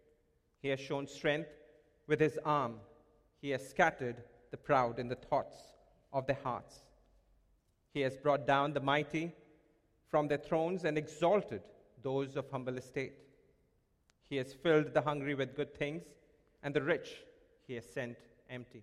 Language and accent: English; India; moved away; when I was growing up in India. I would hear this song being played every Christmas at my home in India.